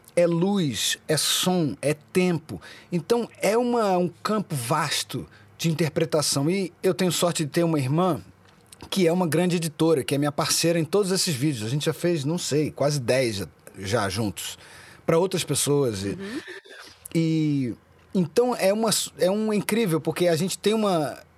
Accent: Brazil; crescendo no Brasil, é, eu nasci em 76, né? Então a minha transição de criança, começo dos anos 80, no Brasil

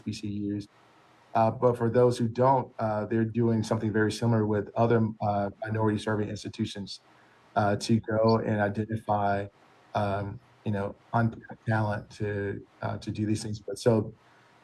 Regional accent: Alabama, United States; moved away; I was originally from Alabama

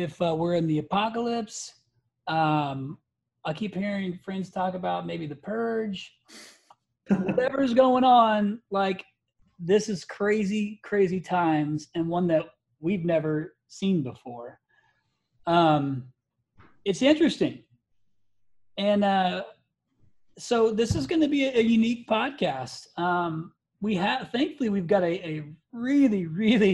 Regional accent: Indiana, United States; I'm a Midwesterner. I'm from Indiana

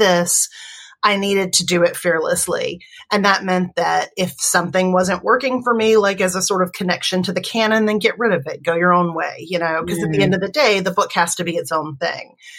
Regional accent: Alabama, United States; where are you from? And I said, you know, Alabama

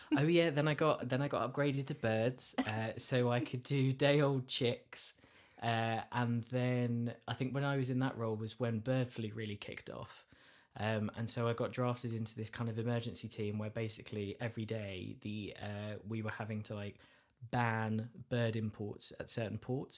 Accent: Essex, East of England, United Kingdom; I'm from Essex

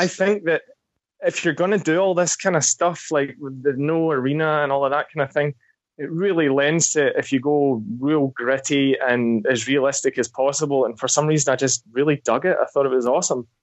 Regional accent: Scotland, United Kingdom; now in New Zealand; I'm from Scotland. I actually went to school with him

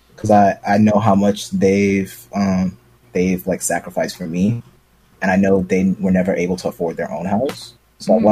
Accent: New York City, New York, United States; I'm from Brooklyn

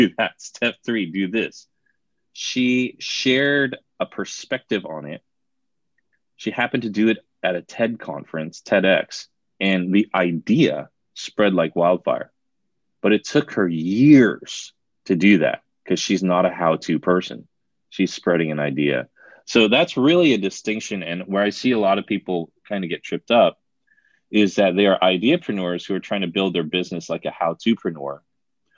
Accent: New Jersey, United States; moved away; I'm from New Jersey originally

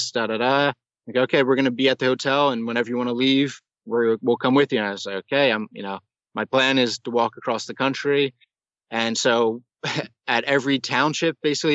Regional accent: United States; I'm an American

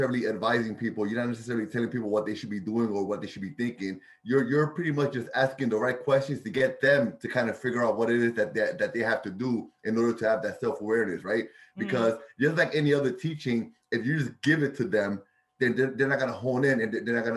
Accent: Bridgeport, Connecticut, United States; Born and raised in Bridgeport, Army vet

